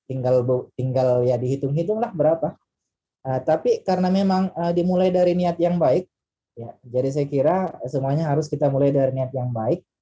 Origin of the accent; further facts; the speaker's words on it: Kolaka, Southeast Sulawesi, Indonesia; dipanggil pulang ke kampung, ya Kolaka, ya, kampung saya Kolaka.